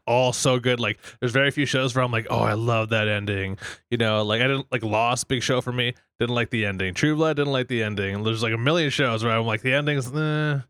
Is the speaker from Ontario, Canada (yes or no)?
no; Fort McMurray, Alberta, Canada; now in Miami, United States; that's where I grew up